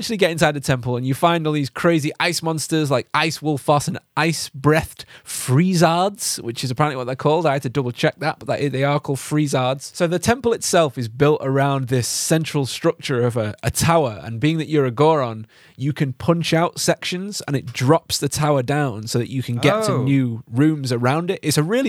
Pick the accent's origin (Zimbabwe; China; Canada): Zimbabwe; moved away; Yeah, we did. Yeah. I'm actually from Zimbabwe.